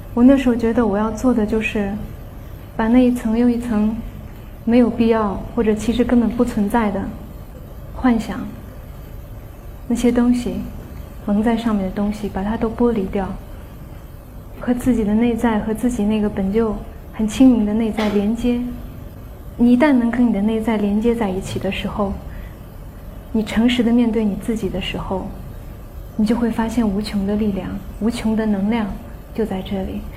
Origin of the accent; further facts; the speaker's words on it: Qinghai, China; moved away; 我带着大家去了我的家乡青海